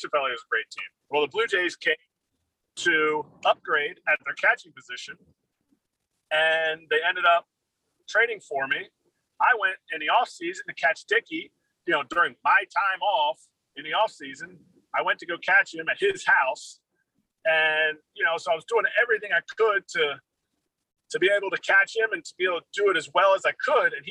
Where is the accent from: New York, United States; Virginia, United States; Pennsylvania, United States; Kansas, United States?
Pennsylvania, United States; Philadelphia; As a backup catcher, you know I'm from Philadelphia.